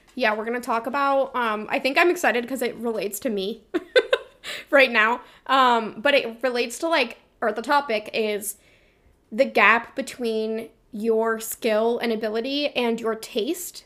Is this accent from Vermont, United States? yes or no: yes; Vermont, United States; I'm from Vermont.